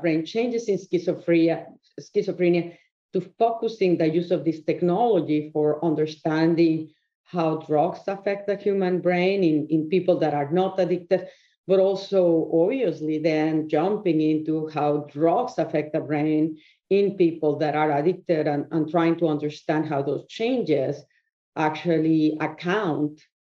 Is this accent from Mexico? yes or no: yes; Mexico; moved away as an adult; I was born in Mexico. I went to medical school there